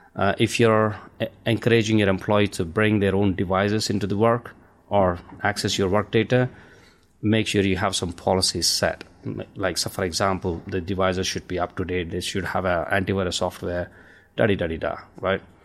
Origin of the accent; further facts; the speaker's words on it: India; now in United Kingdom; I'm an Indian, uh, my, I'm originally from India. I have a, an accent here